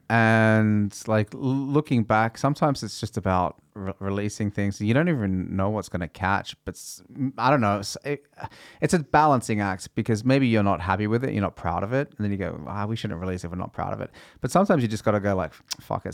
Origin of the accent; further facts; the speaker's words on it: Australia; first language English; now in Norway; I grew up playing tennis in Australia